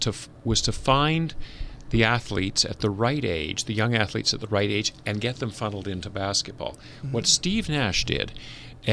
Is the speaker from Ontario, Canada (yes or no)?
no; Vancouver, British Columbia, Canada; I was growing up in Vancouver